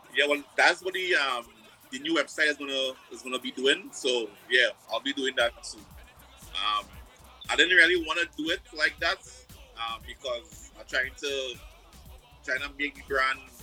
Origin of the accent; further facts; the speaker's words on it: Trinidad & Tobago; I'm from Trinidad, so I know Trinidad